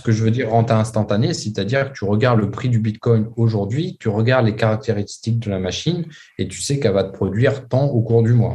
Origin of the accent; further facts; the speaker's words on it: France; moi, en tant que Français